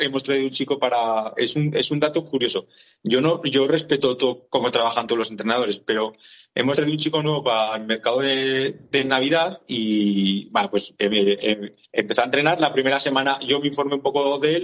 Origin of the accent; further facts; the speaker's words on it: Buñuel, Navarre, Spain; en Buñuel, yo soy de Buñuel, de un pueblo de aquí a los de Cortes